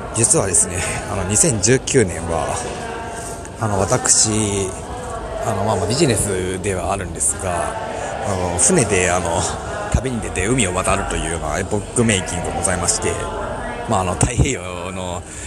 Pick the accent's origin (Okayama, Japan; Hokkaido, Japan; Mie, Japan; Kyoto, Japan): Mie, Japan; moved away; 私三重県出身なんですけど